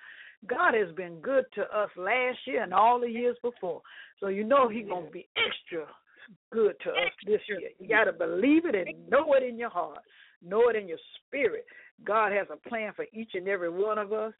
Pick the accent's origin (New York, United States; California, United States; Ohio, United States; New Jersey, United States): Ohio, United States; I'm from Ohio.